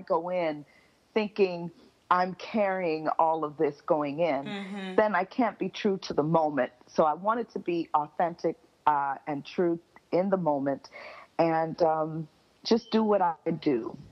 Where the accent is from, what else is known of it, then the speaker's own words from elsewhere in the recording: Miami, Florida, United States; now in Montreal, Canada; I was born and raised in Miami, Florida. I am mm-hmm. a Florida native